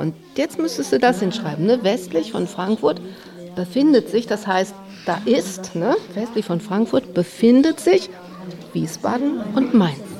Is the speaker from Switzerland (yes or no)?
no; England, United Kingdom; now in Germany; Ich bin ja aus England und habe lange, lange in England gelebt. Ich habe auch selber in einer englischen Schule lesen gelernt.